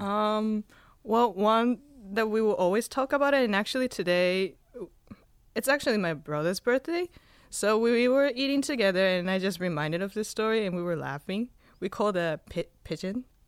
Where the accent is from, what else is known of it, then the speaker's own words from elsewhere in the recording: Spain; now in Hawaii, United States; I was born in Spain